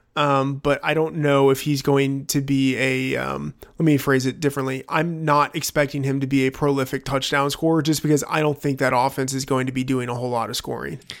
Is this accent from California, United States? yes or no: no; Texas, United States; I grew up in Texas